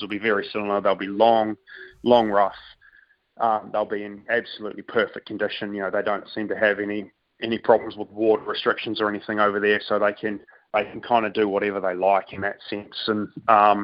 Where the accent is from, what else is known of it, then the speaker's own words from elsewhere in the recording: New Zealand; growing up in New Zealand